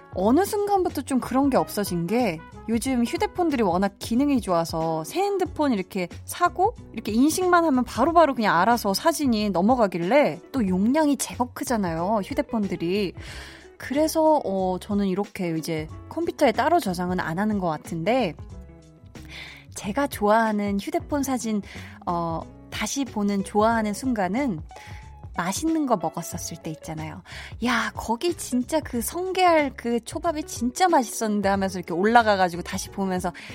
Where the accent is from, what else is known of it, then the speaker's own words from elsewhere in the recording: Seoul, South Korea; 저도 어렸을 때 제가 태어나서 쭉 중학교 2학년 때까지 나고 자란 동네가 있어요. 암사동에 굉장히 작은, 음, 동네인데